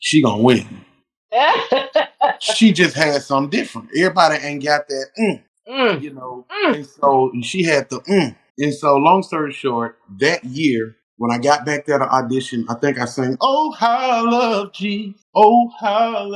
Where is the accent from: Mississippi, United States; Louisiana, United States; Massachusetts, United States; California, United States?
Mississippi, United States; Canton; I grew up in Canton, Mississippi